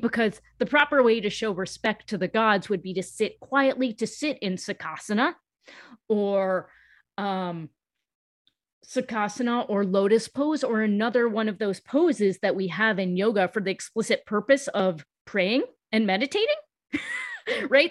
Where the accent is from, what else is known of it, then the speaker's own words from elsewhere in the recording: United States; first language English; speaking English as my first language and being born in the U S